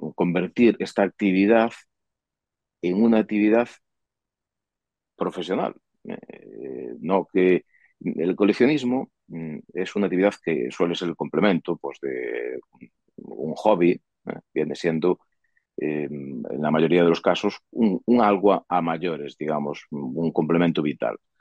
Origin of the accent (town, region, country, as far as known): Sarria, Galicia, Spain